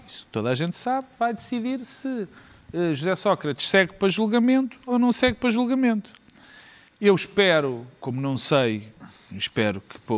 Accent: Porto, Norte, Portugal; a terra onde eu nasci, que é o, a cidade do Porto

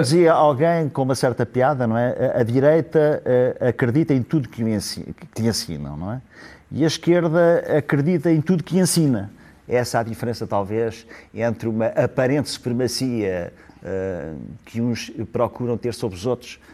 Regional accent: Ílhavo, Centro, Portugal; eu sou de Ilhavo

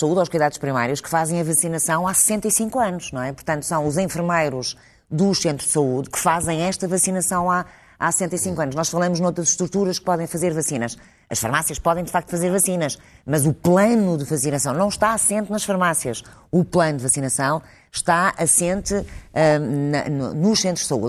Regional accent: Portugal; nós temos que nos orgulhar todos como portugueses

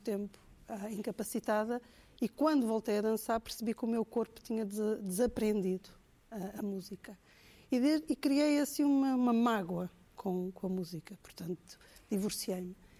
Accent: Angola; moved away; Eu, eu cresci em Angola

